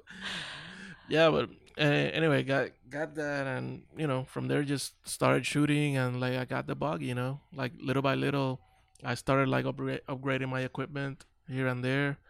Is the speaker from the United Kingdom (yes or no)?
no; Carolina, Puerto Rico; moved away as an adult; also born or lived in Long Beach; now in Dallas, United States; we grew up in Carolina